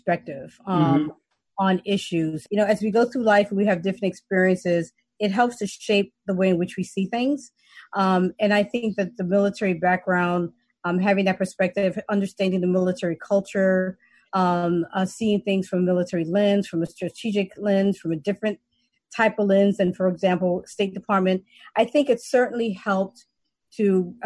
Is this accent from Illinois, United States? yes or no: no; New York City, New York, United States; moved away as an adult; I'm from the Bronx